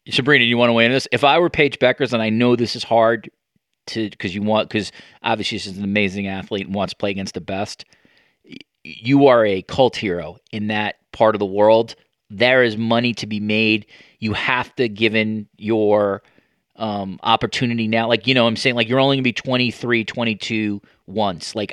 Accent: Buffalo, New York, United States; I grew up in Buffalo

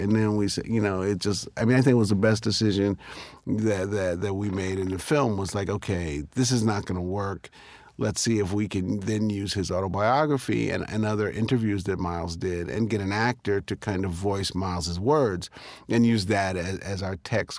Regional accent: New York City, New York, United States; I was born here in Harlem

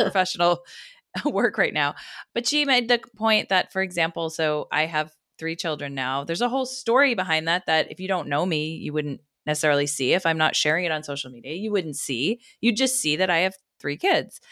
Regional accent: United States; us as American mothers

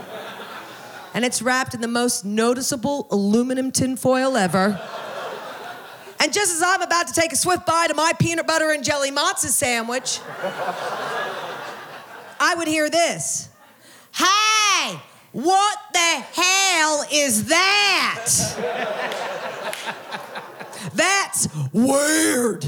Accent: Oklahoma, United States; I grew up Jewish in Oklahoma.

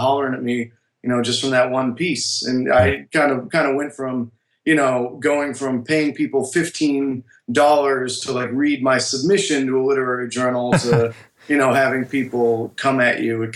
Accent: Miami, Florida, United States; moved away; also born or lived in New York; I'm from Miami, Florida

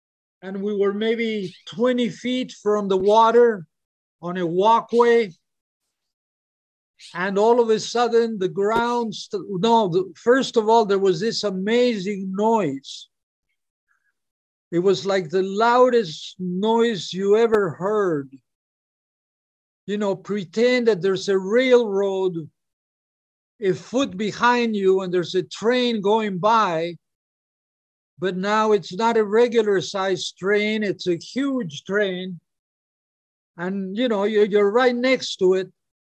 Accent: Peru; also born or lived in Hawaii; And since he was my best friend and I'm from Peru, I lived in Hawaii, but I would go back to Peru for a month or two every year.

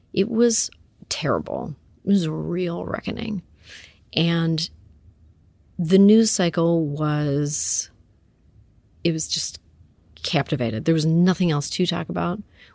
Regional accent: Canada; I come from Canada. We don't care about the C word there.

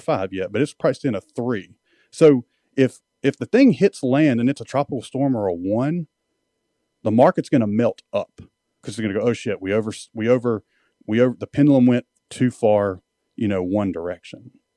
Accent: Mississippi, United States; moved away as an adult; I was a redneck from Mississippi

